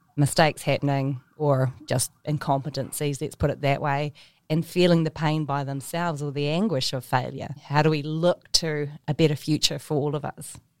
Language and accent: English; New Zealand; as New Zealanders from Aotearoa, we have deep roots to our whenua.